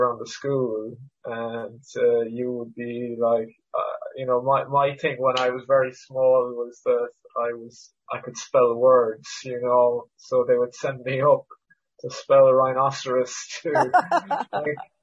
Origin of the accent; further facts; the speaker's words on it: Cork, Munster, Ireland; also born or lived in Canada; I wasn't born in Ireland. Like a lot of comedians, I was born elsewhere. So I was born in Canada. So I came over when I was 5. So I do a bit of stand-up about this, but like, you know, in Cork in the 1970s, being from Canada was like pretty unusual